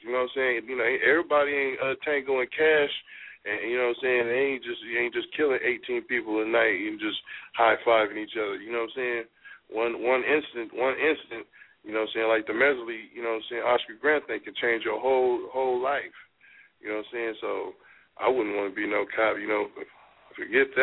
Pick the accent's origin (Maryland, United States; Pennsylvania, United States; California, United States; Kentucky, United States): California, United States; Oakland; growing up in Oakland, like, everybody, like, day one, boom, teach you how to hustle.